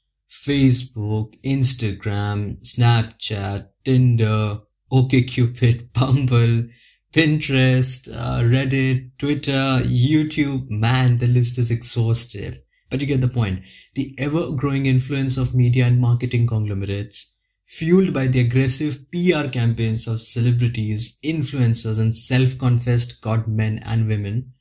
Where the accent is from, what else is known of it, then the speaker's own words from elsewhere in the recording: India; now in Budapest, Hungary; I'm a native of India, as you can judge from my accent already. But currently residing in a city called Budapest